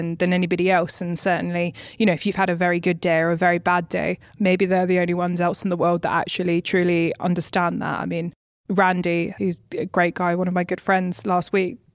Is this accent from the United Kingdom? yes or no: yes; United Kingdom; being a British woman